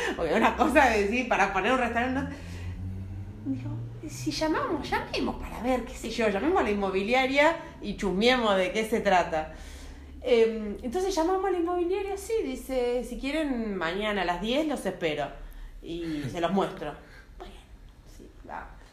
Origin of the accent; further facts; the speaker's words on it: Carlos Casares, Buenos Aires Province, Argentina; moved away; also born or lived in Santa Rosa, La Pampa; yo soy nacida en Carlos Pazares provincia de Buenos Aires